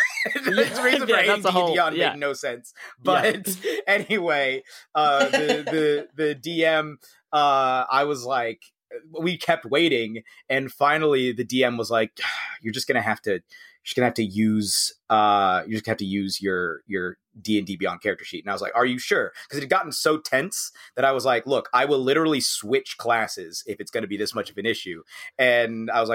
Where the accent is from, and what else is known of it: United States; also born or lived in United Kingdom